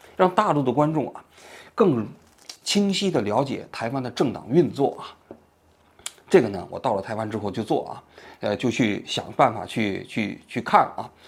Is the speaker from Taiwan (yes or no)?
no; China; moved away; 我来自于中国大陆